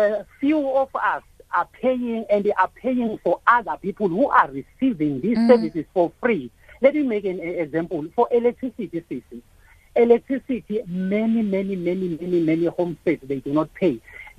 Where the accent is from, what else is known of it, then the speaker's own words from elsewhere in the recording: South Africa; now in Rustenburg, South Africa; As South African citizens